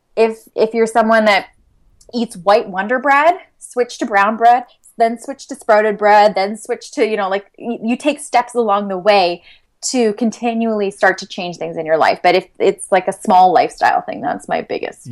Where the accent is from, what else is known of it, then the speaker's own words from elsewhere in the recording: London, Ontario, Canada; I was born and raised here in London